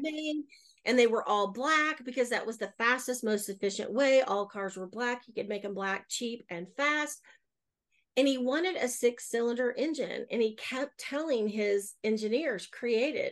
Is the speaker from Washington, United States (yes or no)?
no; Oklahoma City, Oklahoma, United States; I'm born and raised in Oklahoma City. I have lived other places, but I always come back, and this is home.